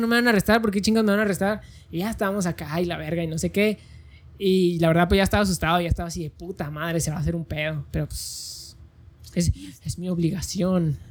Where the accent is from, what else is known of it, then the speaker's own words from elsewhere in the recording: Mexico; Como mexicano puedo caminar sobre cualquier calle de México que yo quiera